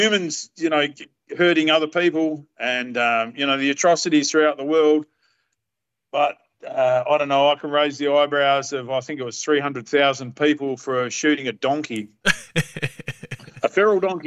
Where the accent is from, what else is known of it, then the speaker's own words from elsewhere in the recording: Perth, Western Australia, Australia; I'm Perth born and raised